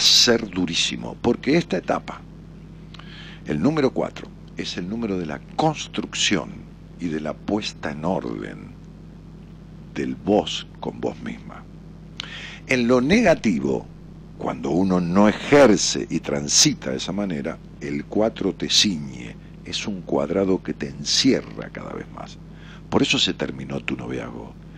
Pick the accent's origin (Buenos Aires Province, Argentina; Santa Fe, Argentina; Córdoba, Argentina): Buenos Aires Province, Argentina; Ramos Mejía; moved away as an adult; now in Buenos Aires, Argentina; yo me fui de mi pueblo de Ramos Mejía